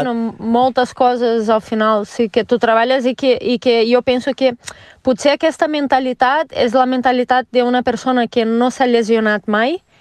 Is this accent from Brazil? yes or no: yes; Rio de Janeiro, Brazil; Catalan is a second language; moved away as an adult; now in Mollet del Vallès, Spain; jo sóc de Rio uh, i a Rio tenia una vida bastant diferent de la vida que tinc aquí